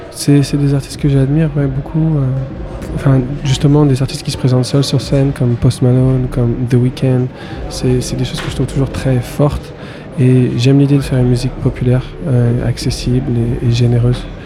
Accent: Paris, Île-de-France, France; moved away as an adult; also born or lived in Berlin / Los Angeles; je viens de Paris à la base, j'ai grandi à Paris

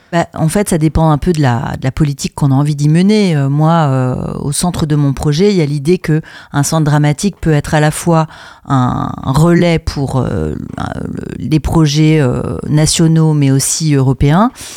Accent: France; moved away as an adult; also born or lived in Brussels, Belgium; je suis française à la base, mais j'ai fait mes études à l'INSAS, qui est une école de théâtre et de cinéma à Bruxelles. Donc j'y suis restée

